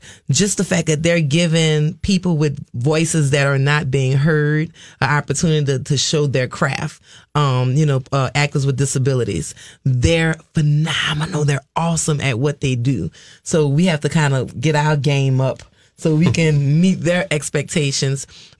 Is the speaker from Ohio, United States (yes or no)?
no; New Orleans, Louisiana, United States; I always say down here because we're from New Orleans.